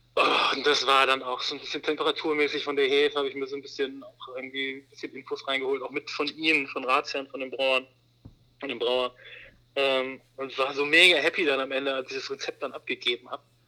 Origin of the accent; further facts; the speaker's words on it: Wermelskirchen, North Rhine-Westphalia, Germany; now in Hamburg, Germany; ich bin gerade mit meiner kleinen Familie äh, in meiner Heimat. Mhm. Ähm, also nicht in Hamburg, sondern in Wermelskirchen